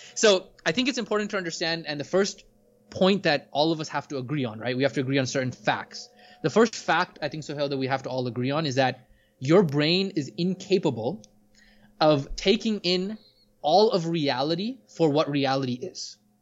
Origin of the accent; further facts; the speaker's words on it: Orlando, Florida, United States; I was growing up in Orlando